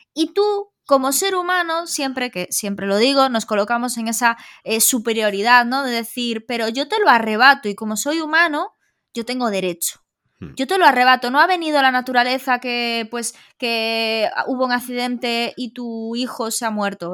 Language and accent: Spanish; Galicia, Spain; somos gallegos